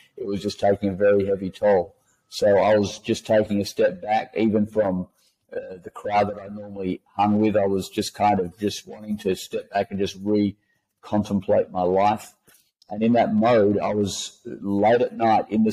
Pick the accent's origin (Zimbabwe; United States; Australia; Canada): Australia; Western Australia; also born or lived in Perth; So I was born in Western Australia, and a classic West Australian background